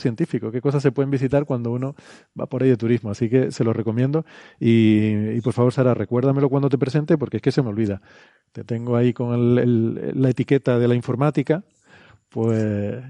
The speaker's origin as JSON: {"language": "Spanish", "town": "Icod de los Vinos", "region": "Canary Islands", "country": "Spain", "tie": "born or raised there", "said": "Ico de los Vinos, que es mi pueblo natal"}